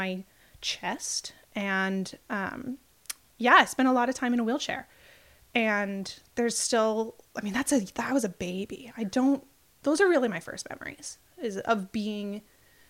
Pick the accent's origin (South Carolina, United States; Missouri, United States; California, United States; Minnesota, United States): California, United States; moved away as an adult; now in Portland, United States; I grew up in California, been living in Portland for about 12 years